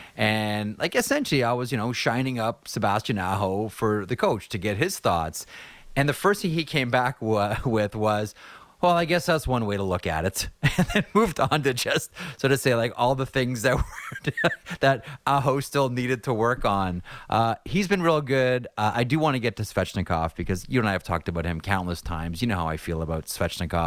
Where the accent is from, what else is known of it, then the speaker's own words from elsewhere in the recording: Toronto, Ontario, Canada; I grew up in Toronto.